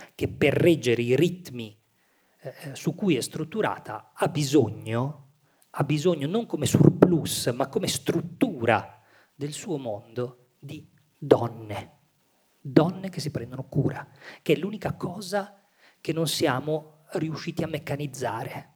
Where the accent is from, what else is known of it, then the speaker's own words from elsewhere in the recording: Milan, Lombardy, Italy; una stessa matrice pugliese, anche se io sono nato a Milano